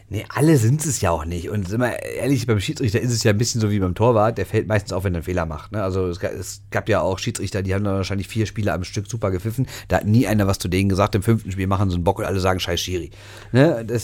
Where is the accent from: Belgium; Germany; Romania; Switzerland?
Switzerland; Habe ich letzte Woche schon gesagt. Als Schweizer.